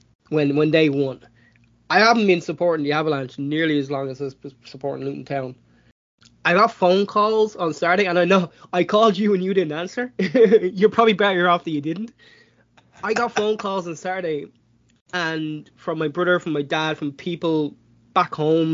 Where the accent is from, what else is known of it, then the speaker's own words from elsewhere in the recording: Ireland; as an Irishman